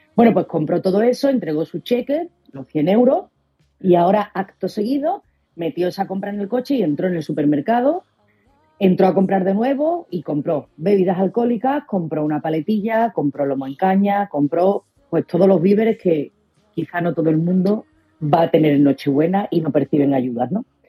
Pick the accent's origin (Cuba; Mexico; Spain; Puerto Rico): Spain; Somos los españoles